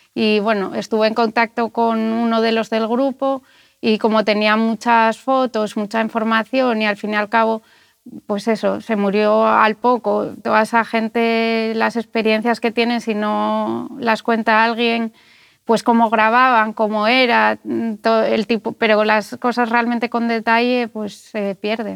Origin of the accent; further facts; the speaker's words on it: Gijón, Asturias, Spain; Yo que soy de Gijón